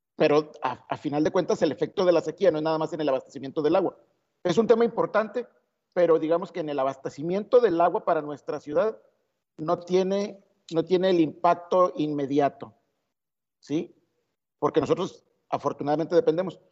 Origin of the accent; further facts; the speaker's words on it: Mexico; somos solidarios los mexicanos